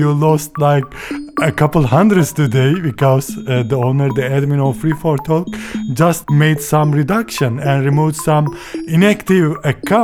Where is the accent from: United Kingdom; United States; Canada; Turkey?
Turkey; English is a second language; from Turkey